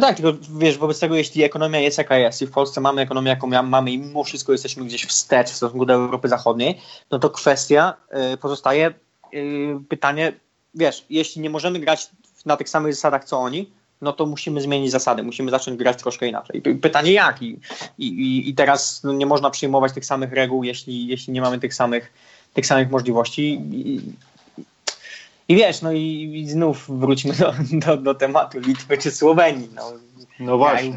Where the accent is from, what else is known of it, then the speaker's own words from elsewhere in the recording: Poland; moved away; człowieka z małego miasteczka, jakim ja jestem z Polski